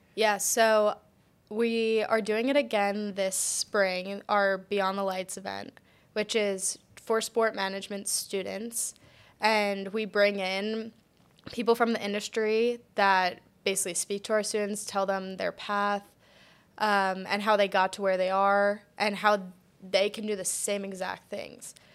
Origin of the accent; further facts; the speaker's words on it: Collegeville, Pennsylvania, United States; moved away as an adult; also born or lived in Delaware / Texas; I am originally from Collegeville, Pennsylvania